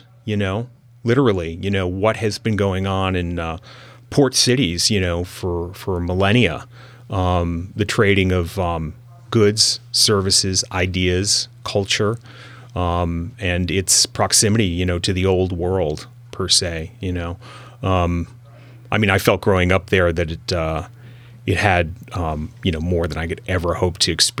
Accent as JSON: {"language": "English", "town": "New York City", "region": "New York", "country": "United States", "tie": "born or raised there", "said": "Well, I grew up in New York City during the 1970s, and cable television came into my household."}